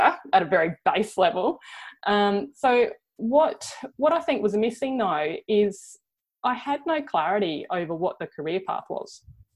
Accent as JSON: {"language": "English", "town": "Cleve", "region": "South Australia", "country": "Australia", "tie": "born or raised there", "said": "I grew up in Cleve on the Eyre Peninsula, a small farming community"}